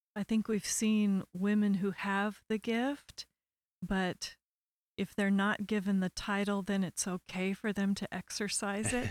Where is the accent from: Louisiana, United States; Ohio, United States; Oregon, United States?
Oregon, United States; Portland; I was born and raised in Portland, Oregon.